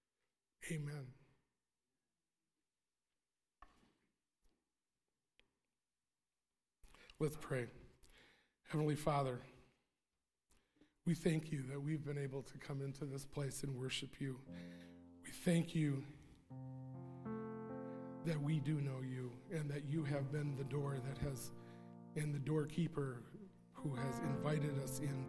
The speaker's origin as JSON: {"language": "English", "area": "Sheboygan County", "region": "Wisconsin", "country": "United States", "said": "I'm from Sheboygan County"}